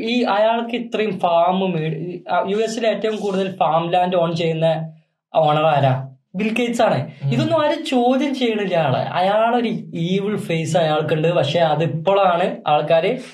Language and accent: Malayalam; Malabar, Kerala, India; accent: Malabar slang; ഞാൻ പിന്നെ മലബാർ സ്ലാങ് ആയതുകൊണ്ട്